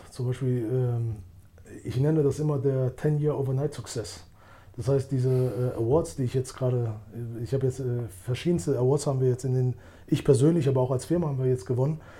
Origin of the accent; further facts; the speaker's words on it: Albania; also born or lived in Germany; Ich selbst, ich kannte es ja nicht. Ich bin ja aus Deutschland gekommen. In Deutschland gab es so wie ich Albaner.